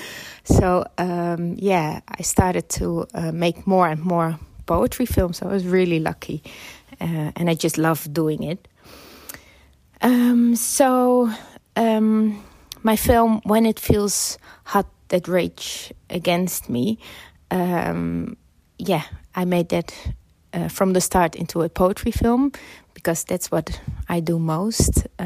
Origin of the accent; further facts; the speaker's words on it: Netherlands; now in London, United Kingdom; so uh, I immigrated from the Netherlands to uh, the UK, so I lived in London.